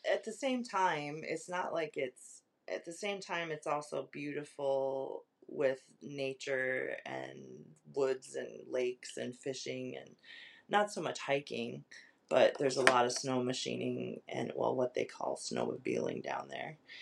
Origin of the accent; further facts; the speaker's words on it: Webster, Wisconsin, United States; also born or lived in Dairyland, Wisconsin; Webster, Wisconsin, more or less. I mean, we're from Dairyland, but I then I, we moved down to Webster